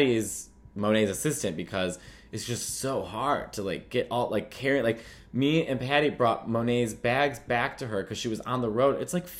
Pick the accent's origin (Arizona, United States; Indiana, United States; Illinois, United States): Illinois, United States; Chicago; I'm from Chicago.